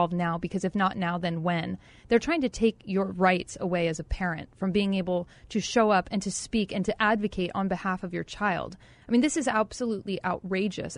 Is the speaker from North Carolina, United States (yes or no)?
no; San Francisco Bay Area, California, United States; moved away as an adult; also born or lived in Los Angeles, California; now in Arizona, United States; I grew up in the San Francisco Bay Area.